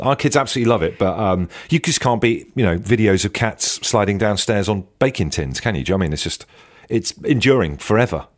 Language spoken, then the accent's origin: English; Devon, South West England, United Kingdom; I grew up in Devon by the beach